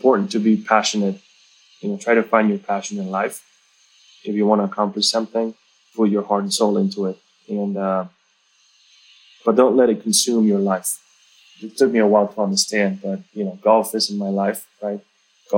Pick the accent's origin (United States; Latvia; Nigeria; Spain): Spain; northern Spain; I come from Spain, but I didn't grow up in a sunny area.